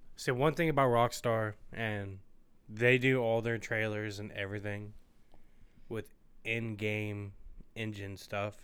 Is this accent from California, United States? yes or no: no; Ohio, United States; We're from Ohio